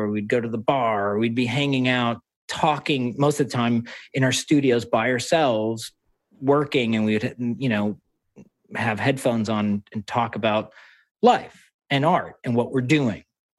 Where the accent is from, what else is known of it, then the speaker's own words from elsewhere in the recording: New York, United States; I was born in New York, but I'm first generation. So, you know, I grew up speaking different languages